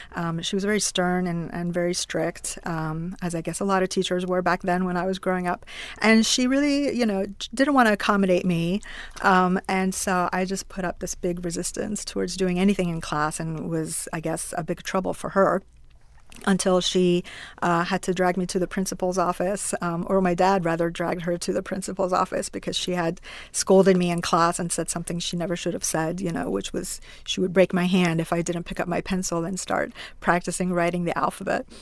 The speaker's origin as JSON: {"language": "English", "country": "Iran", "tie": "born or raised there", "also_born_or_lived": "Pittsburgh, Pennsylvania, United States", "moved": "yes", "said": "my story growing up in Iran."}